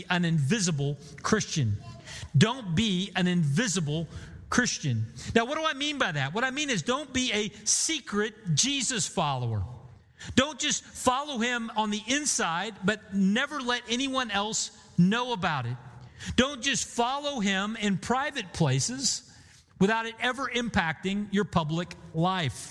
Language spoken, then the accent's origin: English; Bartlesville, Oklahoma, United States; moved away; Bartlesville, my hometown, where my dad is